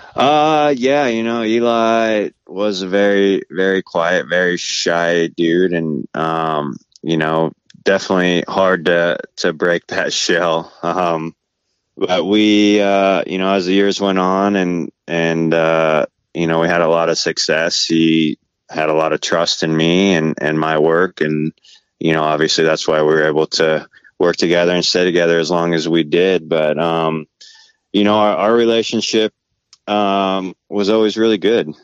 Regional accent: Valencia, California, United States; so I grew up in Southern California in uh, like Santa Cruz Valley, uh, Valencia area

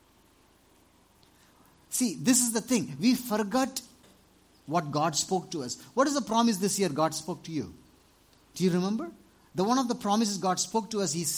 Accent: Tamil Nadu, India; in Tamil Nadu, 20 years ago

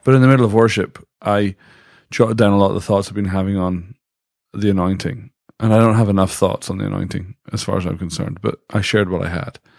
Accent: Dundee, Scotland, United Kingdom; now in United States; I'm from Dundee, Scotland

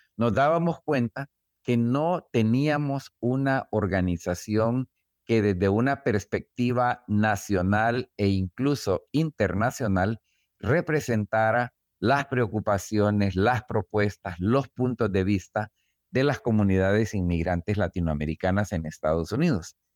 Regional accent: El Salvador; moved away as an adult; now in United States; el regreso a El Salvador

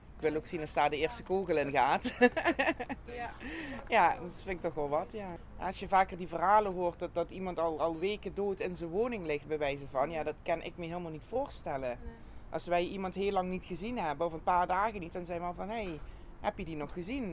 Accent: Geleen, Limburg, Netherlands; ik ben hier geboren getogen

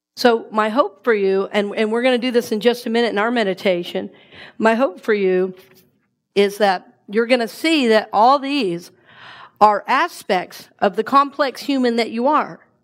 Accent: the South, United States; the way we grew up eating in the South

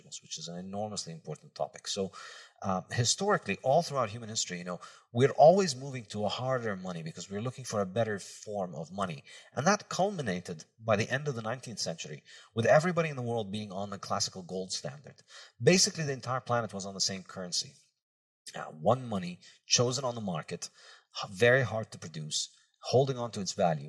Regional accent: Brazil; moved away; also born or lived in Lebanon; I was a kid growing up in Brazil

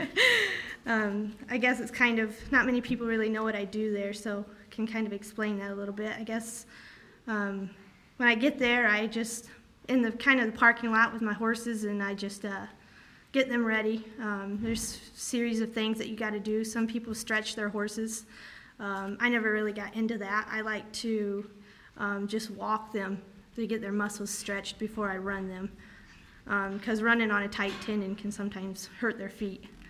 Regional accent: Columbia City, Indiana, United States; I was born in Columbia City, Indiana, on June 4, 2002

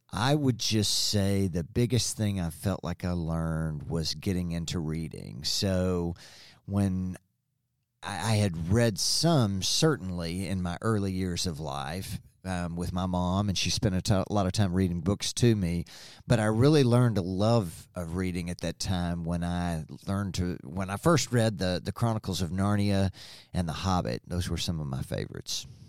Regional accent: Springdale, Arkansas, United States; I was born in Springdale a long, long time ago, and was able to spend several wonderful years at John Tyson Elementary School.

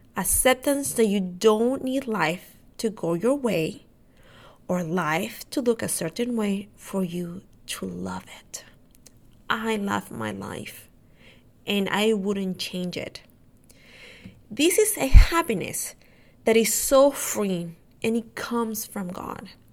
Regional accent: Honduras; now in Texas, United States; my family lives in Honduras. I'm from Honduras.

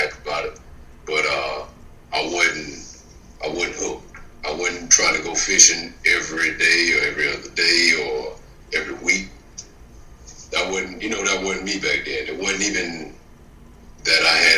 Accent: the South, United States; I was born and raised in the South

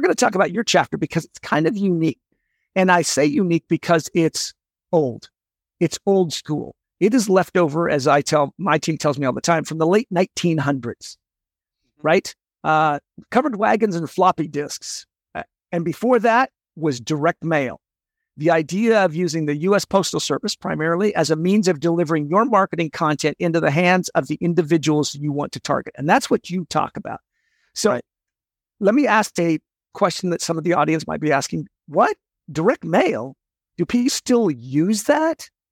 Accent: Seattle, Washington, United States; I grew up in Seattle

